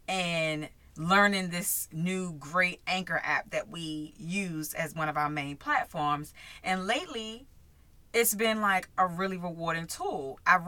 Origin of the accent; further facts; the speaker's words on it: Maryland, United States; my hometown, Maryland.